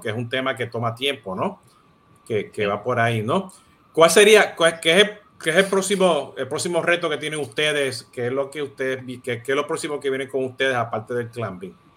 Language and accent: Spanish; Puerto Rico; now in Miami, United States; siendo puertorriqueño y, y asirio dominicano